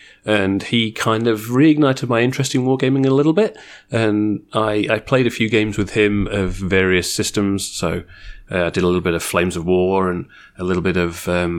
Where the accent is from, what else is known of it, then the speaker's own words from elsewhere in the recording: near Games Workshop headquarters, East Midlands, United Kingdom; now in Australia; I came from the UK originally, grew up around about 5 miles, so about 8 kilometres from Games Workshop headquarters.